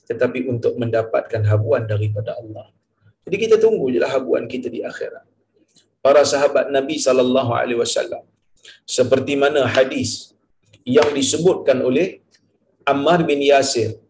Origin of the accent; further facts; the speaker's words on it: Perlis, Malaysia; saya daripada Perlis saya datang ah, malam tu saya bermalam di Tanjung Malim